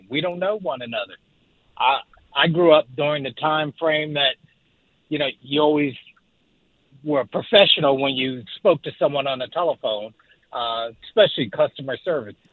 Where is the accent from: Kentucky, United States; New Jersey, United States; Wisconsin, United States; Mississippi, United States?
New Jersey, United States; now in Atlanta, United States; I'm originally from New Jersey, but I'm down here in Atlanta.